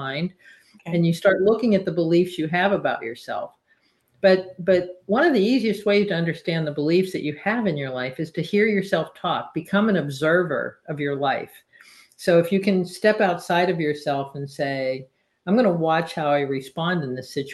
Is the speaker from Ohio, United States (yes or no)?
no; Pennsylvania, United States; moved away as an adult; also born or lived in California; I'm from Pennsylvania